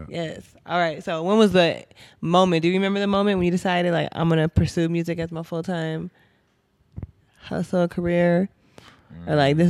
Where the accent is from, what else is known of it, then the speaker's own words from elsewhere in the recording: Saint Paul, Minnesota, United States; moved away; I'm from Minnesota.